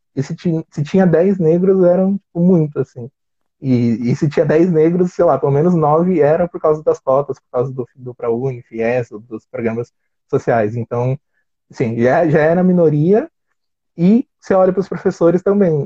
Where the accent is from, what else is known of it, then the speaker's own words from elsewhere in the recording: São Paulo, Brazil; sou de São Paulo